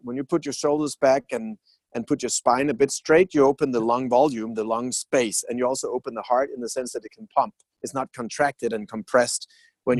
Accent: Denmark; I'm from Denmark

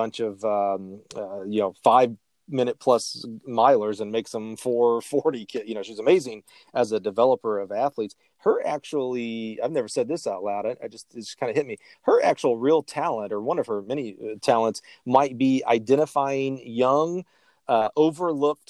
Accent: Alabama, United States; moved away; I grew up in Alabama

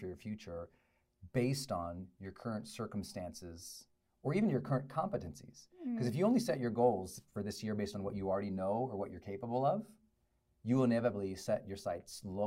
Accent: Butte, Montana, United States; also born or lived in Great Falls, Montana; where I grew up in Butte, Montana, and then Great Falls, Montana

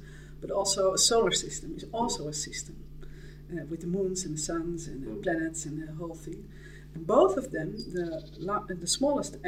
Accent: Netherlands; I'm Dutch

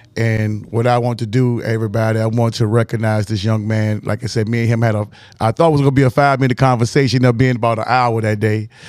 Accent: Richmond, Virginia, United States; my hometown, Northside, Highland Park, Barton Heights

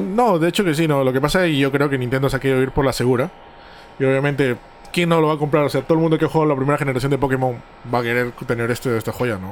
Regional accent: Peru; yo soy de Perú

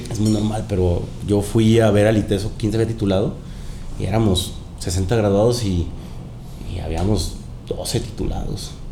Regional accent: Mexico; also born or lived in Panama; También soy panameño, soy mexicano panameño. Mi mamá es panameña. Eh, viví con mis abuelos allá también.

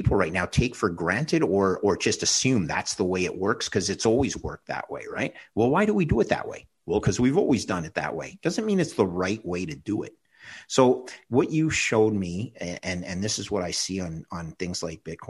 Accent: Canada; as a Canadian

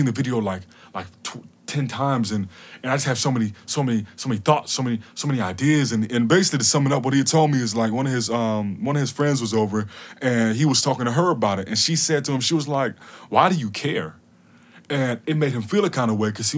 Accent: Atlanta, Georgia, United States; I'm from Atlanta

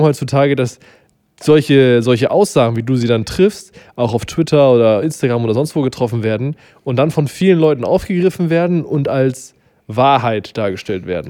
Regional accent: Germany

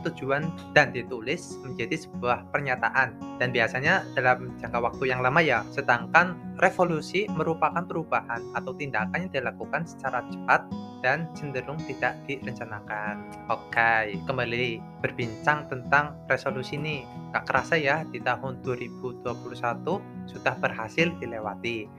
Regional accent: Purwokerto, Central Java, Indonesia; asal kotanya dari Purwokerto

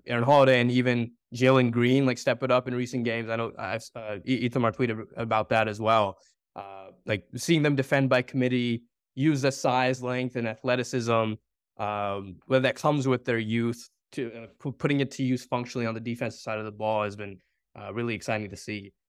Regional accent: Bay Area, California, United States; growing up in Bay

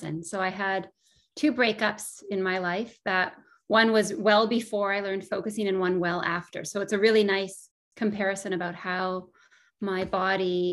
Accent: Northern Ontario, Canada; I grew up in Northern Ontario and spent a lot of time in nature.

